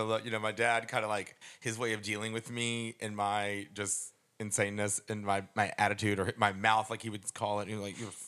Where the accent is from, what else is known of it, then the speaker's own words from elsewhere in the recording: Nashville, Tennessee, United States; also born or lived in Lake Charles, Louisiana; I stayed with my dad here in Nashville. We lived in Hermitage area, and so I grew up here